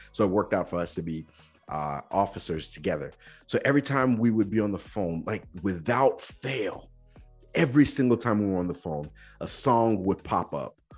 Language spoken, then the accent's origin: English; Nigeria; growing up in Nigeria